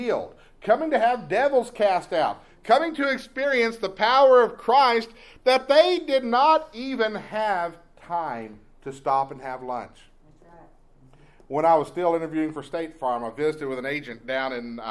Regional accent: East Texas, United States; Growing up in East Texas

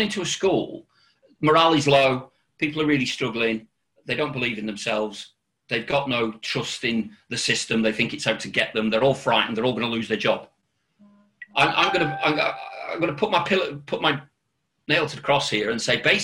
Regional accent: Accrington, North West England, United Kingdom; moved away as an adult; also born or lived in North Wales / Birmingham; I'm originally from Lancashire

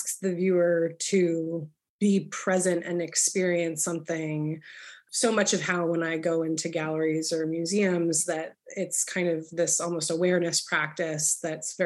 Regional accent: New Jersey, United States; also born or lived in Philadelphia, United States; my parents' house that I grew up in South Jersey

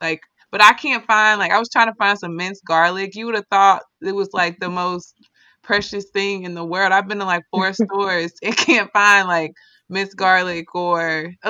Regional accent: Midwest, United States; now in Washington, United States; I would say when I love the East Coast, it's just a different vibe from like my hometown in the Midwest. It's faster paced. I don't know. I feel less stressed here than what I was in my hometown.

